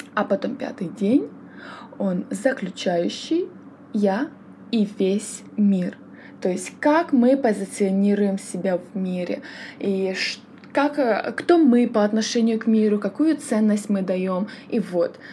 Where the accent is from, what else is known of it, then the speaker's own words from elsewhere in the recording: Kyiv, Ukraine; сама я родом с Киева